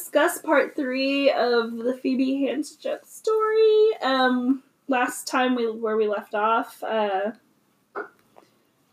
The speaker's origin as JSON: {"language": "English", "country": "United States", "said": "I'm an American"}